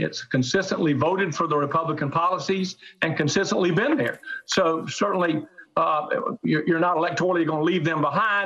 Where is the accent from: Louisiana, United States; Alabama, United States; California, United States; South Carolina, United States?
South Carolina, United States; my home state of South Carolina